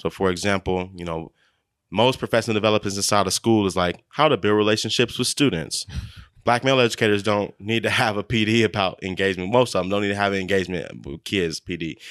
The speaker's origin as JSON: {"language": "English", "town": "Kansas City", "region": "Missouri", "country": "United States", "tie": "born or raised there", "said": "I grew up at seventy-fifth and Truce. Um, my, my mother and grandmother stay on forty-first and, and Prospect."}